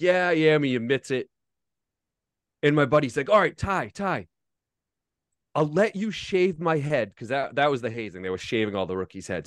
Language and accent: English; Foxborough, Massachusetts, United States; I grew up in Foxborough, Massachusetts, and I worked for the Patriots growing up